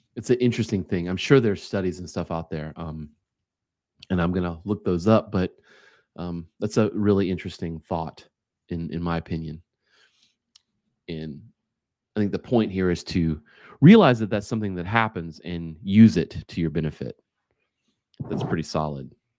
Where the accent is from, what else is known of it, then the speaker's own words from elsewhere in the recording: United States; as an American, we work five days a week